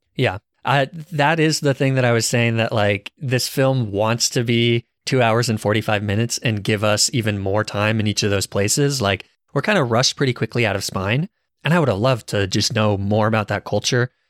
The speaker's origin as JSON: {"language": "English", "region": "Arizona", "country": "United States", "said": "I guess I'm from Arizona"}